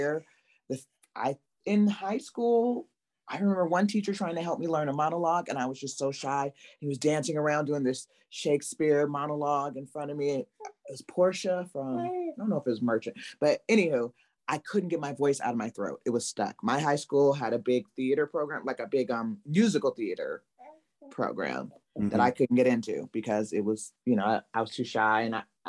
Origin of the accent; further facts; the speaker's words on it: Los Angeles, California, United States; I grew up in South Central